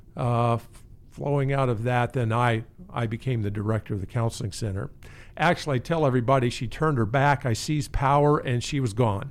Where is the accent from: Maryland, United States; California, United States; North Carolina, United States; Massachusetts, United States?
Maryland, United States; Annapolis; moved away; I grew up in Annapolis.